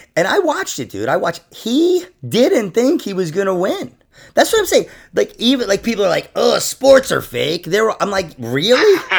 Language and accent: English; Rockland County, New York, United States; I'm actually from Rockland County, New York